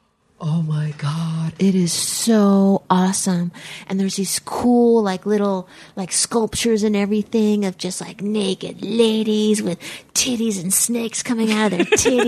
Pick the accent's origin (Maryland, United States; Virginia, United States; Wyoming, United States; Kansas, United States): Kansas, United States; Fort Riley; born there; My dad was in the service, and I was born outside Fort Riley, Kansas.